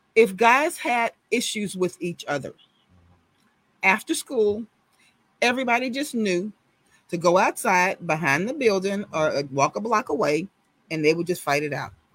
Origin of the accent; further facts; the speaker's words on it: Houston, Texas, United States; I'm from Sunnyside. I lived two blocks off of Cullen behind fire station number 55. That's where I grew up